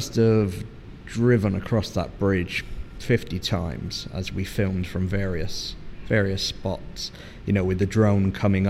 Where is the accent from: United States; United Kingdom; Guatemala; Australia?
United Kingdom; England; And me being an Englishman, I was like, nah, it'd be all right.